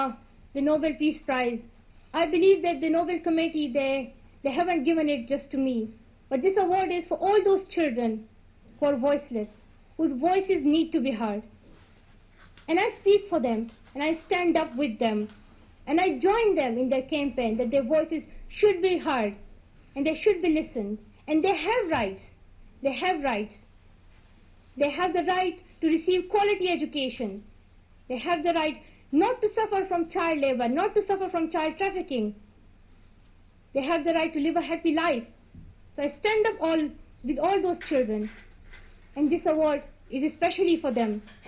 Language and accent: English; Pakistan; English is a second language; as he's from India and I'm from Pakistan, we will try to build strong relationships between India and Pakistan.